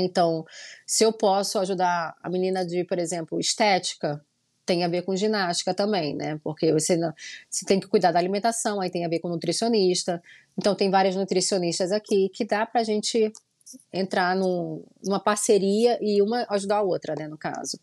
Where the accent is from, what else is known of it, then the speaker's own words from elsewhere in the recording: Rio de Janeiro, Brazil; moved away as an adult; now in Orlando, United States; sou carioca mesmo da Gema, nasci no Rio de Janeiro, né, na Tijuca, nasci lá